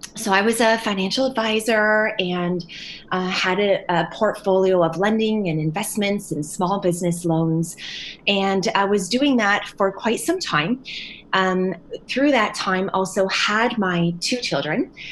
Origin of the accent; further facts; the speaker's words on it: St. Catharines, Ontario, Canada; now in London, Canada; I was uh, born and raised in St. Catharines, Ontario, but uh, recently relocated to London, Ontario